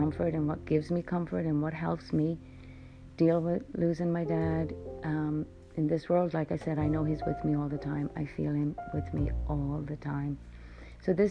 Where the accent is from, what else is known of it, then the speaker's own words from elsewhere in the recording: Ireland; moved away as an adult; now in United States; I grew up in Ireland